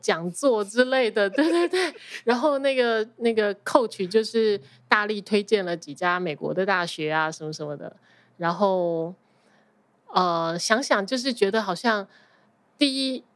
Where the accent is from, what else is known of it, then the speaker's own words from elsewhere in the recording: Taiwan; accent: Taiwanese Mandarin; moved away as an adult; also born or lived in New York, United States; now in New Jersey, United States; 我在台湾出生，我在台湾受教育到二十一岁，然后还工作了。其实我到出国的时候已经是 成人了